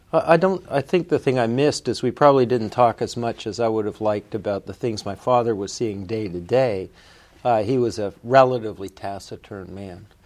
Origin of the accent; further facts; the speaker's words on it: Canada; also born or lived in New Jersey / Ottawa / Winnipeg / Toronto; I was born in New Jersey. Um, uh, my mother did that on purpose, but my family's Canadian, and I uh, I grew up in in Canada, Ottawa during the war, Winnipeg, and then Toronto.